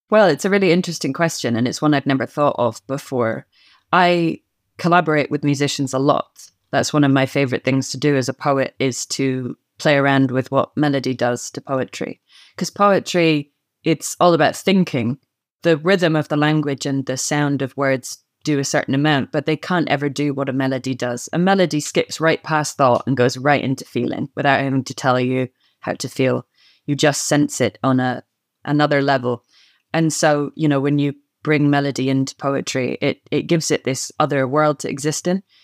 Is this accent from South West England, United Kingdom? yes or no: no; Scotland, United Kingdom; the vocabulary of Scots turns up in my speech all the time